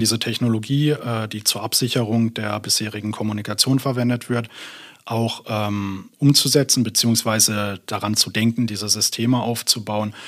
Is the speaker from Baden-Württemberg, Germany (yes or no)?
yes; near Karlsruhe, Baden-Württemberg, Germany; moved away as an adult; also born or lived in Berlin / Munich; now in Münster, Germany; ich bin gebürtiger Berliner, aber in Süddeutschland in der Nähe von Karlsruhe aufgewachsen und bin dann zum Promovieren hier nach Münster gekommen.